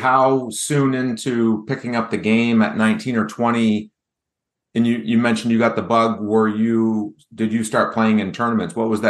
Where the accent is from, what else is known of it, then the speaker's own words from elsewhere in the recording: New Hampshire, United States; I am an avid amateur golfer in New Hampshire. This podcast dives into the stories of the top amateur golfers in my home state.